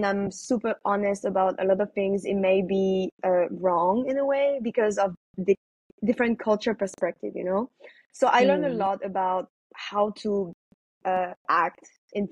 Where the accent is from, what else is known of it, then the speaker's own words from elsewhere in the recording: France; now in Cambodia; I wasn't born in Cambodia, I was born in France